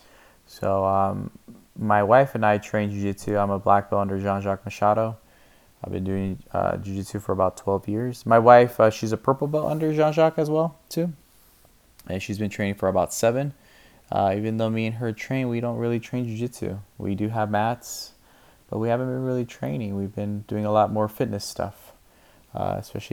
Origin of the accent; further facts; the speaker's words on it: California, United States; moved away as an adult; now in Spokane, United States; I am originally born and raised in California. Lived there my whole life for about 35 years until recently moving out here to Spokane, Washington